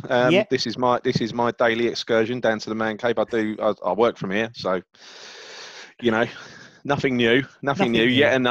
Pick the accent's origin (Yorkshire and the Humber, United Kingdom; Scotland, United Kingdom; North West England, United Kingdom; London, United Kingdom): London, United Kingdom; I'm from the East End. I grew up, born in Hackney, raised in Stepney and Mile End. You couldn't get too much more East End than that. Went to school in Bethnal Green and Stepney